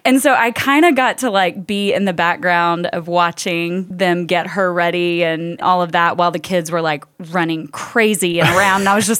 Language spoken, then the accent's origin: English; Nashville, Tennessee, United States; Okay, I think I have a story. I'm from Nashville, so I could pull